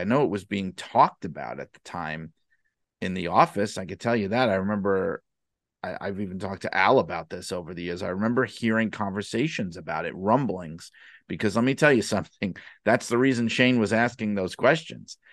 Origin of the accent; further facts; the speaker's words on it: New York City, New York, United States; I grew up in the city. I grew up in Brooklyn